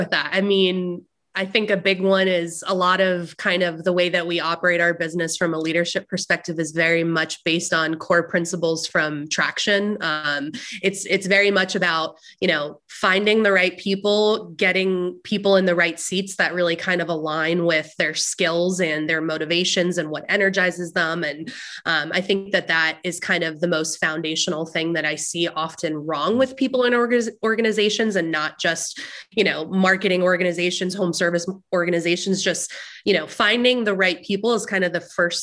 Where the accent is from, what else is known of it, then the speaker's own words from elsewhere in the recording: New Jersey, United States; now in Raleigh, United States; I'm originally from New Jersey though. So I've lived in North Carolina for a while. I consider myself a North Carolinian at this point, but loud Jersey girl at heart.